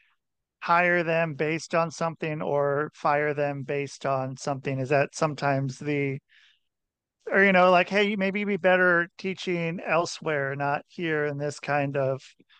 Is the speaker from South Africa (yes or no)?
no; outside of Portland, Oregon, United States; I grew up outside of Portland, Oregon